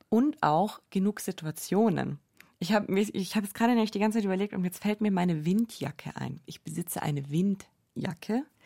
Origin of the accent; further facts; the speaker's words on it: Allgäu, Bavaria, Germany; moved away as an adult; now in Munich, Germany; in meiner Heimat im Allgäu bin, da bin ich einfach so krass mit dem Autofahren aufgewachsen